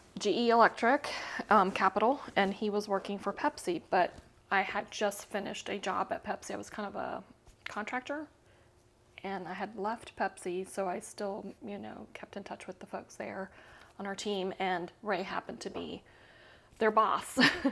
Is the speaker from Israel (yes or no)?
no; Panama; moved away as an adult; also born or lived in Costa Rica; now in United States; I was born and raised in Central America. I don't know if you know that. I'm half Costa Rican. I was born in Costa Rica, raised in Panama. I'm military brat.